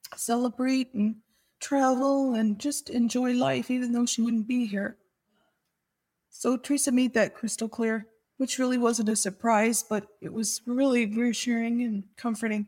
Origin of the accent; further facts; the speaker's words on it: Niagara Falls, Ontario, Canada; I'm from Niagara Falls, Ontario, Canada.